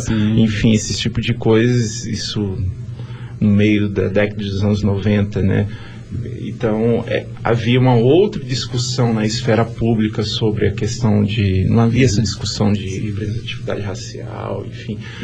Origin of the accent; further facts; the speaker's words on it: Vila Velha, Espírito Santo, Brazil; Sou aqui mesmo, de Vila Velha